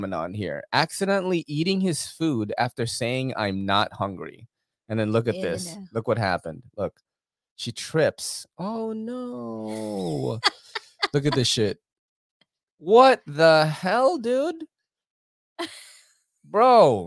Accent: New York City, New York, United States; I am from New York City

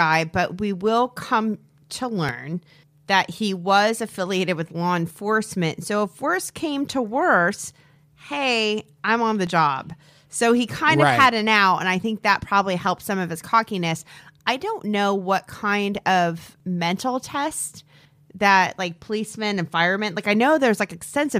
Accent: Peoria, Illinois, United States; born there; I was alive. I was born July 1976 in Peoria, Illinois.

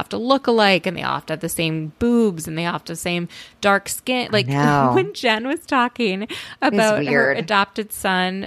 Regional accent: Florida, United States; saying this as a Floridian

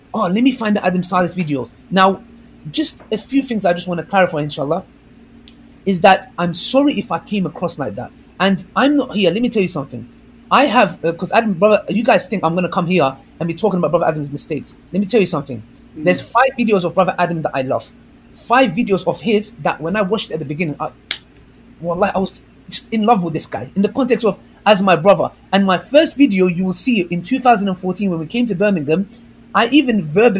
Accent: Kurdistan, Turkey; I'm Kurdish from Turkey

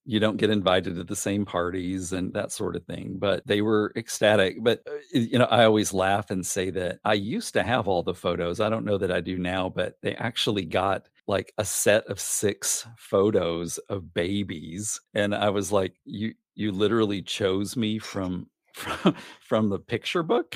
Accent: Gosnell, Arkansas, United States; also born or lived in Little Rock, Arkansas; now in Rochester, New Hampshire, United States; I grew up in a tiny, tiny town named Gosnell, Arkansas, which is the very, very northeast corner

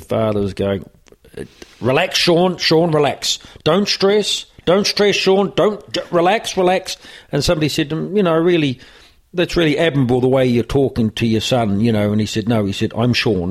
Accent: New Zealand; moved away as an adult; now in Ireland; growing up in New Zealand

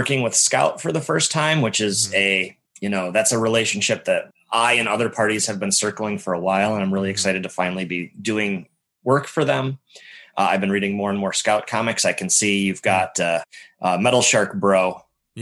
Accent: Northwest Ohio, United States; moved away; I'm from Northwest Ohio. So those are all those people that work with Travis at Source Point are, you know, old friends of mine from the old stomping ground

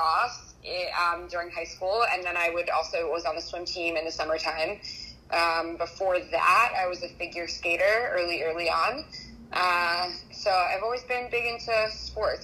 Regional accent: Columbia, Maryland, United States; moved away as an adult; also born or lived in South Carolina / Los Angeles / Washington, D.C.; now in New York City, United States; I'm originally from Columbia, Maryland

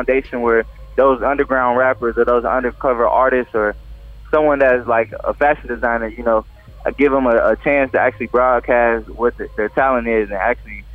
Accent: Kansas City, Missouri, United States; Mizzou, my home state

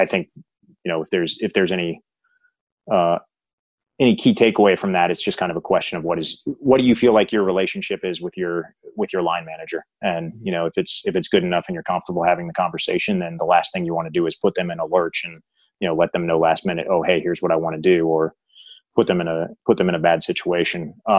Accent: United States; Being an American sitting in the UK, it's just a different world in terms of.

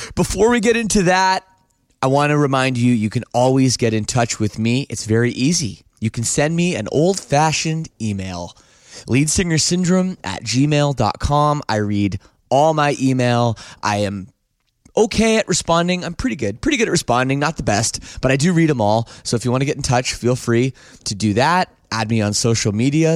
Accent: Canada; being Canadian

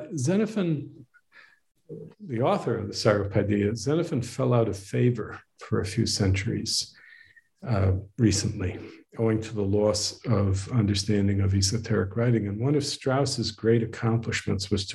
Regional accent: Northeast, United States; now in Waco, United States; I was raised in the Northeast.

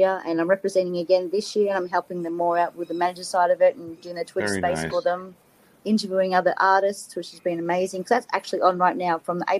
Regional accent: Australia; I'm from Australia

